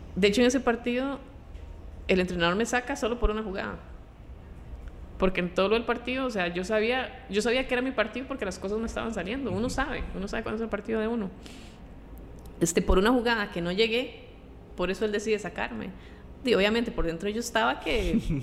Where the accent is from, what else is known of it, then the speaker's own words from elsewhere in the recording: Pavas, San José, Costa Rica; moved away as an adult; also born or lived in Lyon, France / Paris, France / China; vengo de Pava